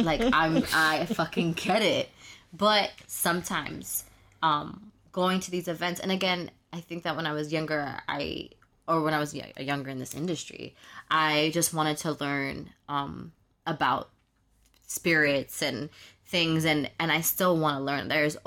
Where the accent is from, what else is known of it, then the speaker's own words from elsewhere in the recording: New York, United States; I'm from New York